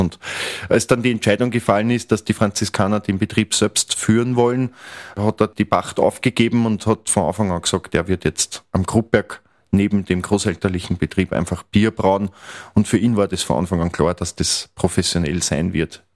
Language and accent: German; Mostviertel, Lower Austria, Austria; also born or lived in Vienna / Krems; ich bin in der Region groß geworden. Ich liebe das Mostviertel